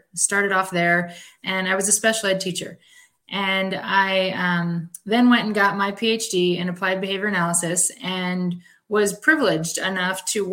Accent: East Coast, United States; moved away as an adult; also born or lived in Spokane, Washington; I'm from the East Coast

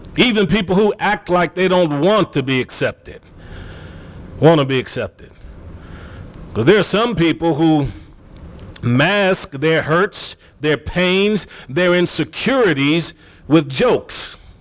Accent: Cleveland, Ohio, United States; Growing up in Cleveland, Ohio, I've seen parents that were on government assistance when my friends were in Head Start with me

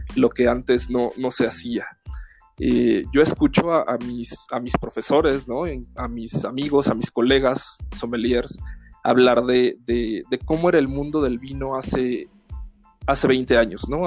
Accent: Mexico; abusamos un poco del picante como buenos mexicanos

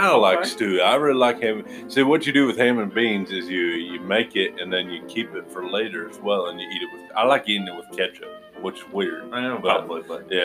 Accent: Missouri, United States; I'm from Missouri, and I live pretty close to Kansas City, Missouri

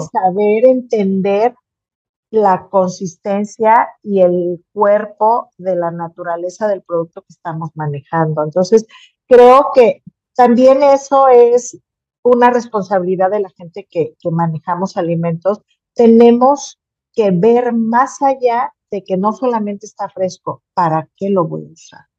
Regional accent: Mexico

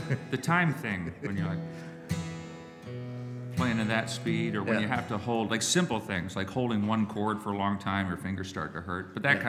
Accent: York, Pennsylvania, United States; born there; I'm from York, yeah. Well, yeah. I was born there. Yeah.

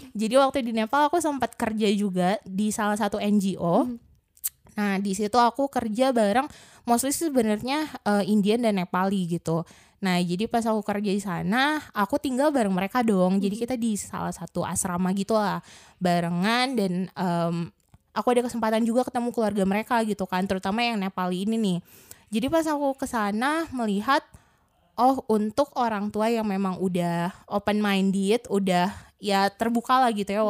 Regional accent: Bandung, West Java, Indonesia; aku asli Bandung sebenarnya. Maksudnya di sini asli tuh ya dari lahir di Bandung, mm-hmm. belum pernah kemana-mana juga. Jadi emang lebih fasih bahasa Sunda sih

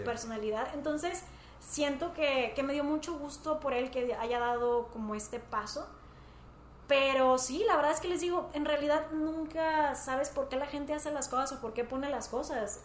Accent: Monterrey, Nuevo León, Mexico; somos de Monterrey

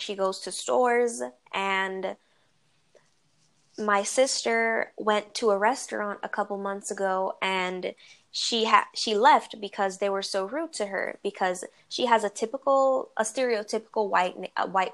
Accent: New York, United States; moved away; also born or lived in New Jersey; I was raised more in New York

